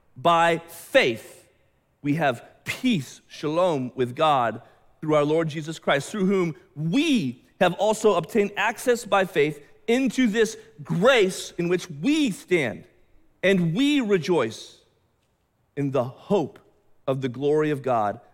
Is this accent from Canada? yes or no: no; United States; I'm an American, I'm a Western, Westerner